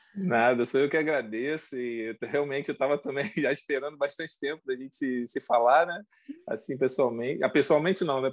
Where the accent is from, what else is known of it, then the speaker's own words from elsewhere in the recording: Mesquita, Rio de Janeiro, Brazil; moved away as an adult; also born or lived in Nilópolis, Brazil / Rio das Ostras, Brazil; now in Montreal, Canada; nós somos do Brasil, nós somos do Rio de Janeiro. Né? Nós somos da Baixada Fluminense, né? Do, de, de, uma cidade chamada Mesquita. Uhum. É, morei muito tempo lá